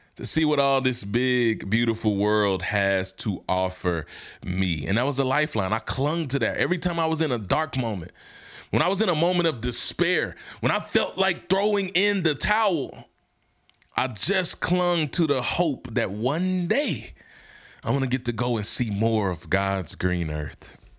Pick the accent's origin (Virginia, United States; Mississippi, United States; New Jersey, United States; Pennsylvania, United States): Mississippi, United States; Hernando; moved away; where I'm from in my hometown, Hernando, Mississippi.